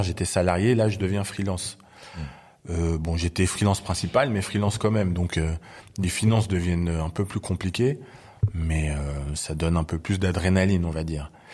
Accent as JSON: {"language": "French", "country": "Belgium", "tie": "born or raised there", "moved": "as an adult", "lives_now": "Paris, France", "said": "Moi, je suis né en Belgique et j'ai euh, grandi en Belgique"}